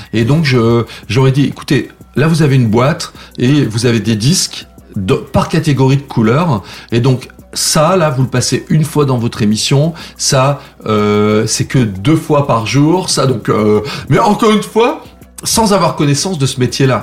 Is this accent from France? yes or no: yes; Saint-Jean-de-Maurienne, Auvergne-Rhône-Alpes, France; moved away as an adult; also born or lived in Lyon / Paris; Donc j'ai grandi là-bas, euh, j'ai quitté la ville, je crois que j'avais 18 ans, 18-19 ans